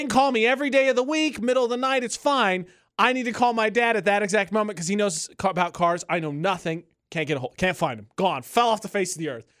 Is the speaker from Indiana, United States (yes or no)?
yes; Lafayette, Indiana, United States; moved away; Fifty-two is one of the busiest roads in my hometown